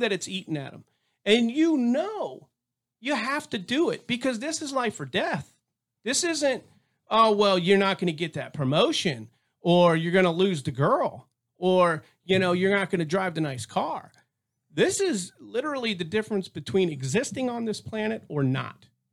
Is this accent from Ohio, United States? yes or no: no; Tampa, Florida, United States; now in Texas, United States; I was born and raised out there in the Tampa area.